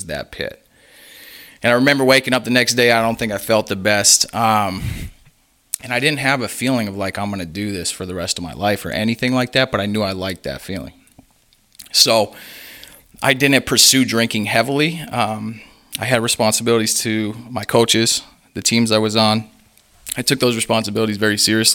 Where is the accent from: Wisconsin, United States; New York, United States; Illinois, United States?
Wisconsin, United States; Menomonee Falls; So originally I'm from Menomonee Falls, Wisconsin. It's about 20 miles north of Milwaukee.